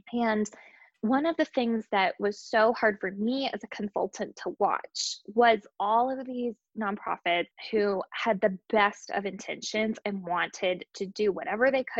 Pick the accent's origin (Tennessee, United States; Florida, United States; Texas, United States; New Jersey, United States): Tennessee, United States; Nashville; my hometown is Nashville, Tennessee